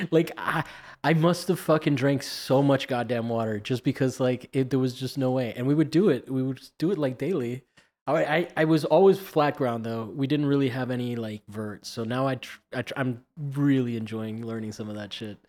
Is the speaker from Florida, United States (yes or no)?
yes; Miami, Florida, United States; accent: Miami; my Miami accent